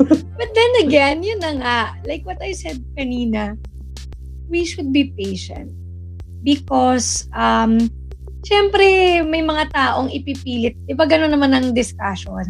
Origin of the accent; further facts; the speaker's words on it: Philippines; taga-Pilipinas ako